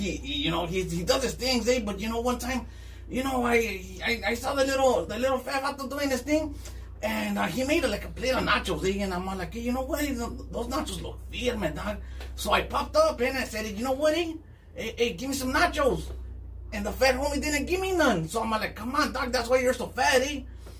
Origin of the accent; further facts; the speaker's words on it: East Los Angeles, California, United States; now in Long Beach, United States; Listen, man, I come from East LA, but now I stay out of Long Beach, you know?